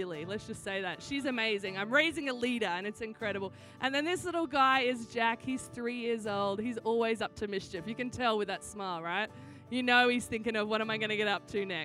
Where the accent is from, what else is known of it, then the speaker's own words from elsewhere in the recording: Australia; accent: Australian; now in San Diego, United States; I am Australian. That's why I sound funny. Every time someone's like, do you have a cold? Are you sick? No, this is just what an Australian accent sounds like.